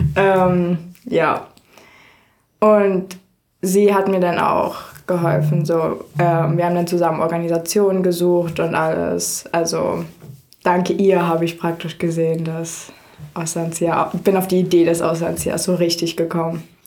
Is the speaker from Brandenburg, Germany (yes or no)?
yes; Frankfurt, Brandenburg, Germany; also born or lived in Iowa, United States; Ich komme aus Frankfurt, oder? Das ist eine Stunde weg von Berlin und direkt gegenüber von Polen